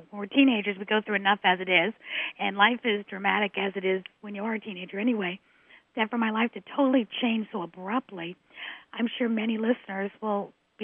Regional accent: New York City, New York, United States; I was born and raised in New York City.

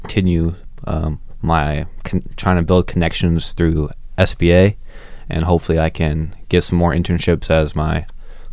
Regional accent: Bay Area, California, United States; I'm from the Bay Area

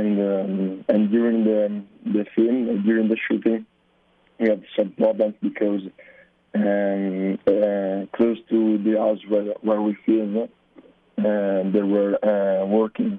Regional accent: Brescia, Lombardy, Italy; English is a second language; We are all from Italy, in Brescia, that is a city near Milan.

